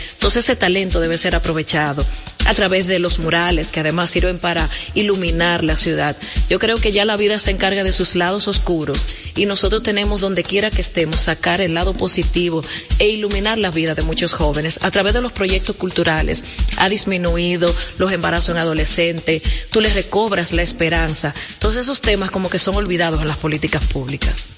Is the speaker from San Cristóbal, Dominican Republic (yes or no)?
no; La Vega, Dominican Republic; moved away; also born or lived in Santo Domingo; Y aunque nací en La Vega, la verdad que soy capitaleña de corazón, trabajo en Santo Domingo Norte.